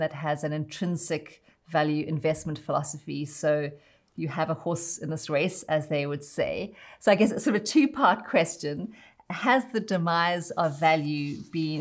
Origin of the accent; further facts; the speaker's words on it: South Africa; I'm South African